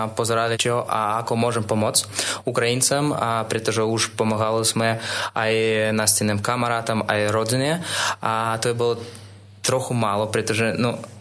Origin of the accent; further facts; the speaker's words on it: Russia; Slovak is a second language; moved away as an adult; now in Slovakia; pretože som z Ruska